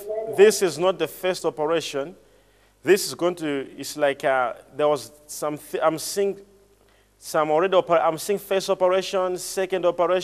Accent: Botswana; I'm from Botswana.

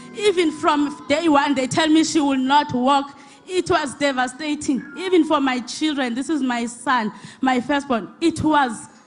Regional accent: Eastern Cape, South Africa; now in Johannesburg, South Africa; I'm from Eastern Cape, but I stay here in Johannesburg.

